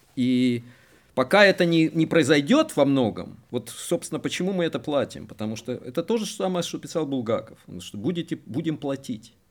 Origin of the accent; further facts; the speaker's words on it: Kyiv, Ukraine; moved away as an adult; я киевлянин, так сказать, коренной